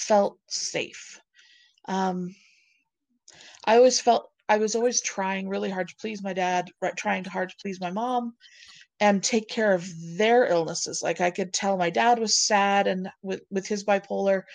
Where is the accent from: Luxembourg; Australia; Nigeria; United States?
United States; Provo, Utah; also born or lived in Centerville, Utah / Tremonton, Utah; I was born in Provo.